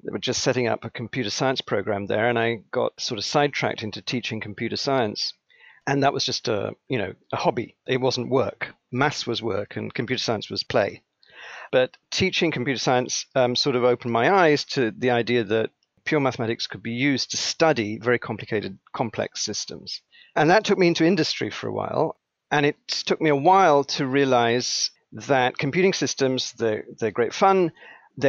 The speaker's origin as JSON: {"language": "English", "region": "England", "country": "United Kingdom", "tie": "born or raised there", "also_born_or_lived": "Sri Lanka", "moved": "yes", "lives_now": "United States", "said": "I was born in Sri Lanka, Ceylon, as it was called at the time. I grew up in England. My father was in the Foreign Service. We got transferred to England, and England became home"}